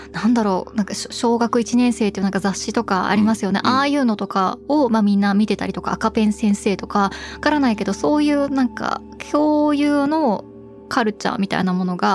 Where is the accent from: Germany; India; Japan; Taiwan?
Germany; まあ、ドイツで生まれ育って日本人家庭でってなった時に、まあ、ドイツ語は小さい頃から耳にはしているけども、ただ、家庭内ではドイツ語使わないので